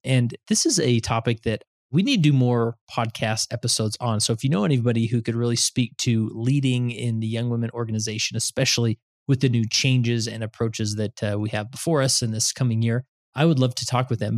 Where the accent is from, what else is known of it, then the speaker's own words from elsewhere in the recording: West Valley City, Utah, United States; I'm from West Valley